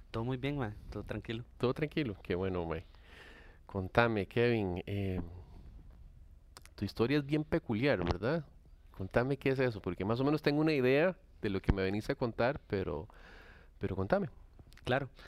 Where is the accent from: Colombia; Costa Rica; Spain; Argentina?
Costa Rica; Soy tico.